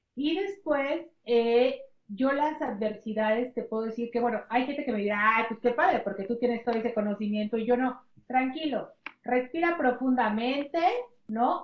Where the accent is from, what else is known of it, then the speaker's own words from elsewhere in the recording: Mexico; soy la segunda mexicana